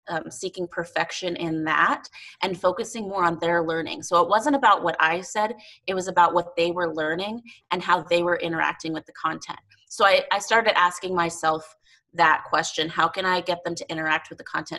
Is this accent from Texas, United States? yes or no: yes; El Paso, Texas, United States; also born or lived in Las Cruces, New Mexico; now in Montana, United States; I grew up in El Paso, Texas. I was born in Las Cruces, New Mexico